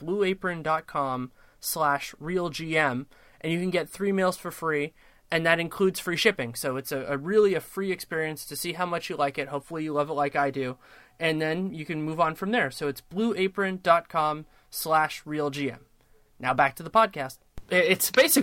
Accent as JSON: {"language": "English", "region": "Northern California", "country": "United States", "tie": "born or raised there", "said": "I am from Northern California, born and raised"}